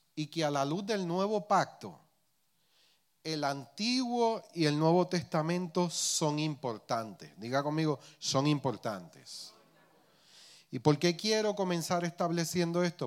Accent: Puerto Rico; accent: Puerto Rican; criollización puertorriqueña

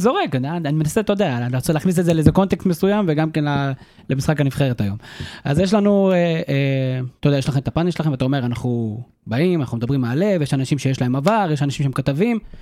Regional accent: Karmiel, Northern District, Israel; אני מכרמל במקור

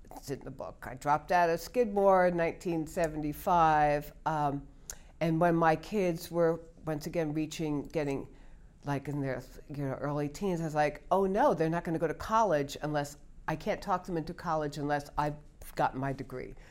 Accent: New York, United States; moved away as an adult; also born or lived in Stamford, Connecticut; I grew up in New York

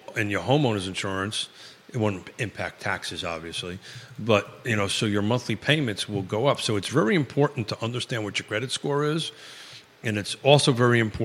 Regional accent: New York, United States; accent: New York; now in Charlottesville, United States; it's a New York accent

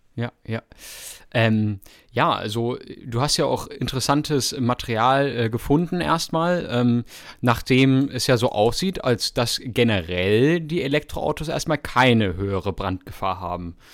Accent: Freiburg, Baden-Württemberg, Germany; in der Nähe Nähe von Freiburg, da wo ich herkomme

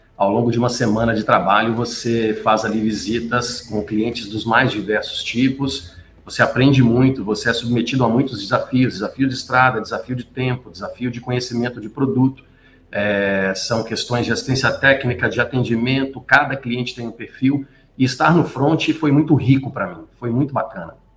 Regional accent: Belo Horizonte, Minas Gerais, Brazil; moved away as an adult; now in São Paulo, Brazil; Eu sou mineiro, sou de Belo Horizonte, eu estou em São Paulo há 13 anos

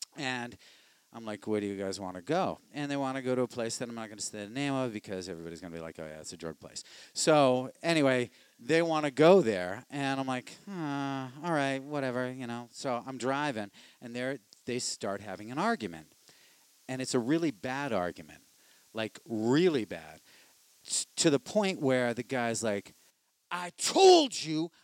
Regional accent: Boston, Massachusetts, United States; I'm from Savin Hill

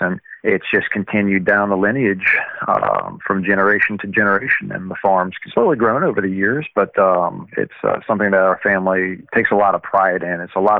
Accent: Baton Rouge, Louisiana, United States; also born or lived in New Orleans, Louisiana / Plaquemine, Louisiana; I was born in New Orleans, grew up in Baton Rouge

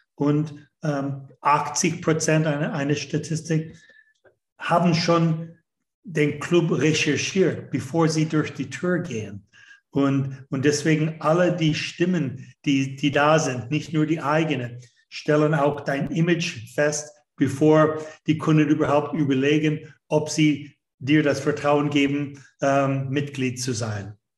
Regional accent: Canada; German is a second language; moved away as an adult; also born or lived in United States; Ich bin ursprünglich aus Kanada. Das hört man schon bei dem zweiten Satz, den ich ausspreche

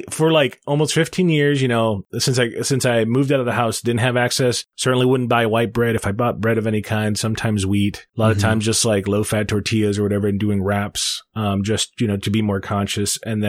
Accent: Cleveland, Ohio, United States; I grew up in Cleveland

